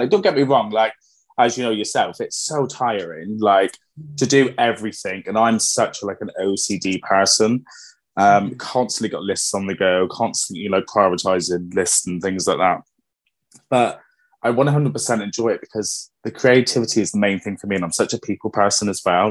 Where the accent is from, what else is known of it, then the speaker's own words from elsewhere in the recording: Plymouth, South West England, United Kingdom; moved away as an adult; now in Exeter, United Kingdom; I'm originally from Plymouth. Um, I moved to Exeter.